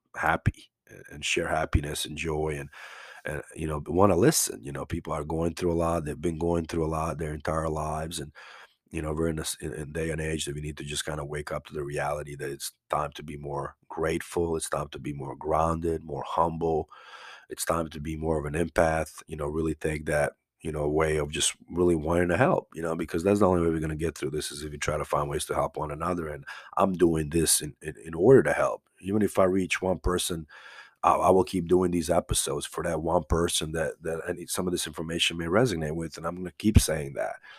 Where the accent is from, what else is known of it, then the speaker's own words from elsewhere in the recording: Banja Luka, Republika Srpska, Bosnia & Herzegovina; moved away; also born or lived in Croatia; I'm from Banja Luka, uh, it was former Yugoslavia